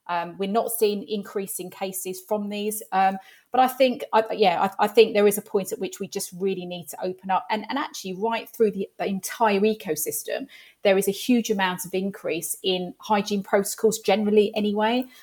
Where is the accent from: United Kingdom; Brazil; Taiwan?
United Kingdom; London; moved away as an adult; now in Hertfordshire, United Kingdom; I am a Londoner, born and bred. I live in Hertfordshire now and have done for the past twenty-five years. But, um, yeah, North London girl